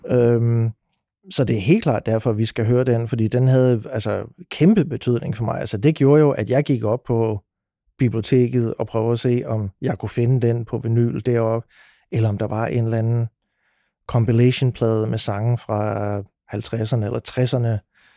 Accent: Sønderborg, Southern Denmark, Denmark; når man er født og opvokset i Sønderborg

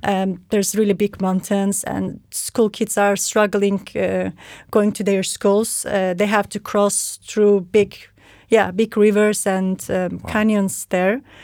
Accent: Turkey; moved away as an adult; also born or lived in Istanbul / Brande, Denmark; now in Copenhagen, Denmark; I'm from Turkey

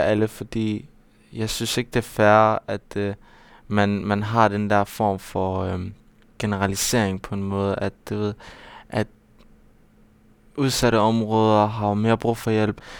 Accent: Aarhus, Central Denmark Region, Denmark; det er jo der, jeg kommer fra, og det er jo, det er jo der, hvor jeg, hvor jeg er opvokset

